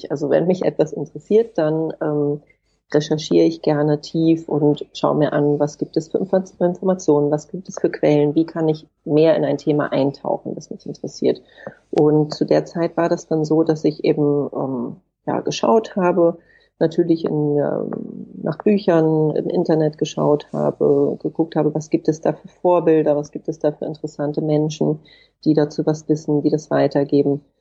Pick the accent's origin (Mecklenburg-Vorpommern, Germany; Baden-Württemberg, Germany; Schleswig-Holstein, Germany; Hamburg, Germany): Hamburg, Germany; moved away as an adult; now in Berlin, Germany; Ich bin geboren und aufgewachsen in Hamburg und bin dann nach dem Abitur nach Berlin gezogen und lebe jetzt hier schon seit einer Weile.